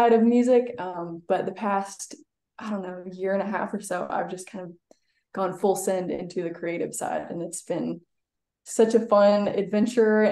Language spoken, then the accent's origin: English; Nashville, Tennessee, United States; moved away as an adult; now in Chattanooga, United States; I was born and raised in Nashville.